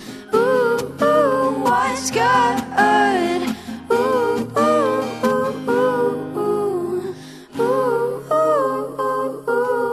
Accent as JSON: {"language": "English", "country": "Australia", "tie": "born or raised there", "said": "I grew up in Australia"}